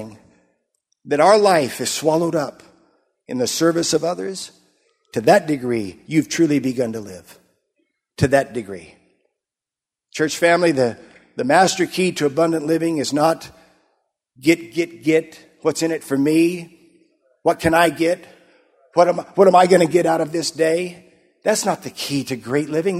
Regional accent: Yuma, Arizona, United States; moved away; I grew up in Arizona. We were there in Yuma, Arizona for many years

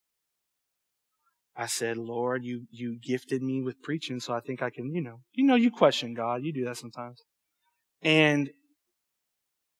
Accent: Cajun, Louisiana, United States; accent: Cajun; I'm homeschooled and I'm Cajun.

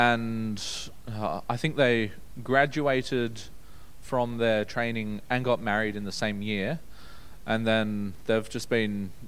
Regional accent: Brisbane, Queensland, Australia; also born or lived in Newcastle, New South Wales; I was born in Newcastle back in 1998, and I was there for a few years. I don't remember it a whole lot. I remember bits and pieces. When I was little, we moved to Brisbane.

